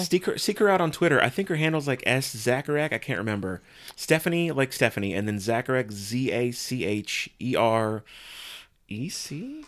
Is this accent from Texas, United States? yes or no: yes; San Antonio, Texas, United States; I grew up in San Antonio